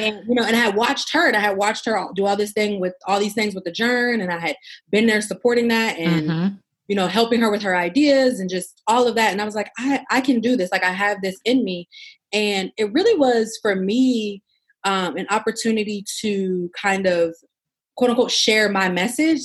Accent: Pittsburgh, Pennsylvania, United States; moved away as an adult; also born or lived in Abu Dhabi / Houston; now in Washington, DC, United States; I was born and raised in Pittsburgh. I live in DC now.

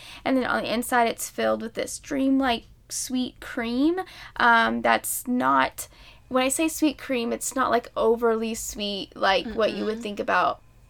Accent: Midwest, United States; we grew up in the Midwest.

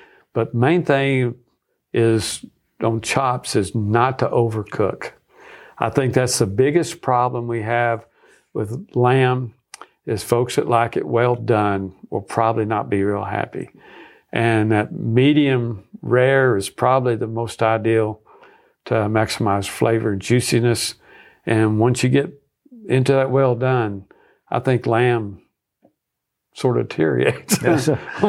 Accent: Nebraska, United States; we moved back here where I was from Nebraska, where I was on staff at the University of Nebraska.

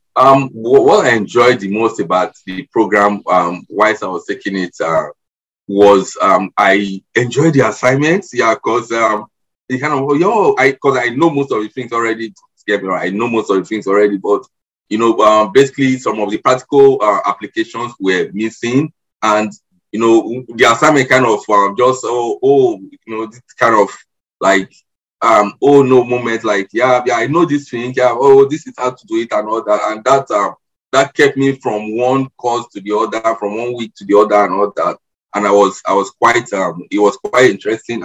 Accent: Nigeria; moved away as an adult; also born or lived in Lagos, Nigeria; now in Canada; I am Nigerian. I I'm now a permanent resident in Canada. I immigrated here um, four months ago

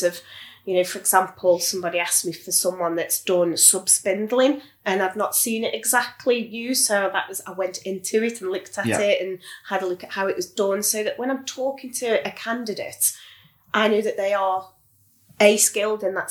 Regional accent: Stoke-on-Trent, West Midlands, United Kingdom; I'm from Stoke, you know, I live in Stoke

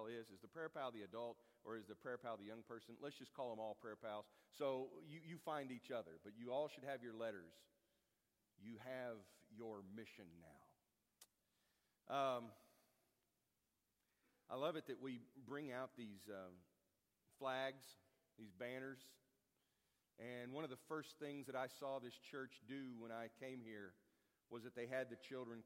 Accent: United States; I'm an American, and I'm thankful for it

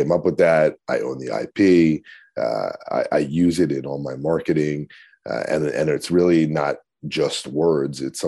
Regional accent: Long Island, New York, United States; moved away as an adult; also born or lived in Bergen County, New Jersey; I grew up on Long Island, which is a suburb of New York

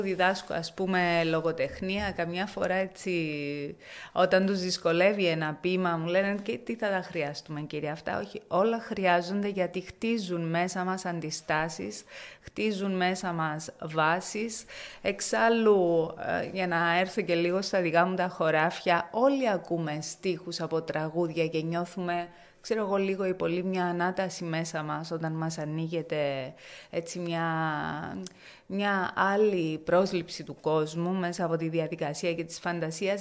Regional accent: Limassol, Limassol District, Cyprus; εμείς που ε, έχουμε γεννηθεί σε αυτή την πόλη.

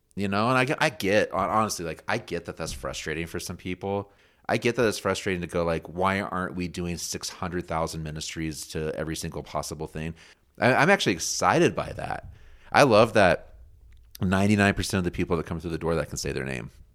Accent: United States; I'm an American too

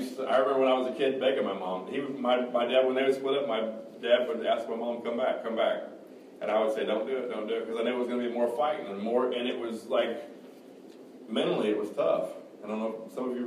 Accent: Kansas City, Missouri, United States; also born or lived in Excelsior Springs, Missouri; I was born in Kansas City, Missouri. My parents, Forrest, or everybody called him Eugene, and Debbie lived in Excelsior Springs

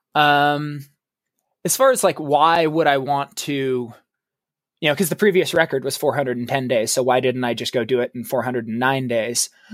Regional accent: Oregon, United States; I grew up, I was born and raised in Oregon

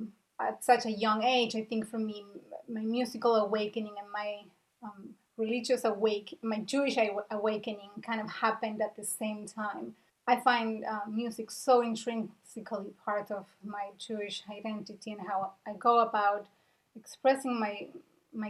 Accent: Buenos Aires, Argentina; moved away as an adult; now in Portland, Maine, United States; I am originally from Argentina. I grew up in Buenos Aires

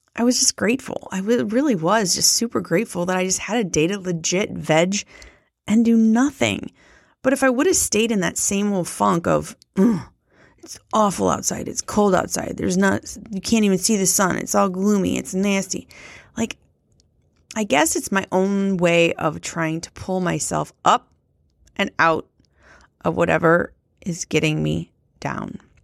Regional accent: Midwest, United States; I was raised in the Midwest

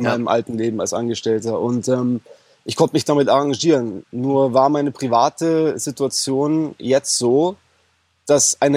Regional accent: Bavaria, Germany; ich bin aus Bayern, ich bin 33 Jahre alt

